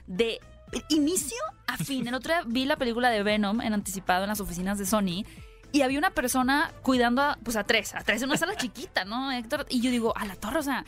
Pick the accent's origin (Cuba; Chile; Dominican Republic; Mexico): Mexico; Hermosillo, Sonora; desde que somos chicos, por ejemplo yo que soy de Hermosillo, escuchaba estos festivales de cine